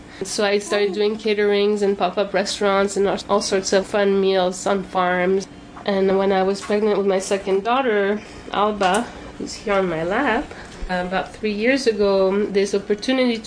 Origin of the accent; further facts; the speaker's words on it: Corsica, France; now in Ellenville, United States; I'm from Corsica in the south of France, a little island